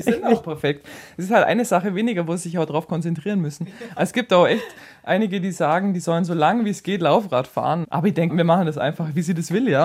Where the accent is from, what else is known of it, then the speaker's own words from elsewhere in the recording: near Kempten, Allgäu, Bavaria, Germany; Ich komme eben aus der Nähe von Kempten